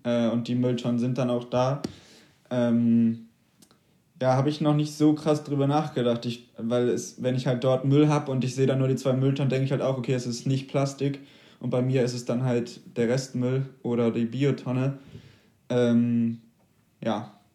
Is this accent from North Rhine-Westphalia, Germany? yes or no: no; a small village near St. Peter-Ording, Schleswig-Holstein, Germany; now in Hamburg, Germany; ich bin in wirklich einem sehr kleinen Dorf vor ja. St. Peter-Ording groß geworden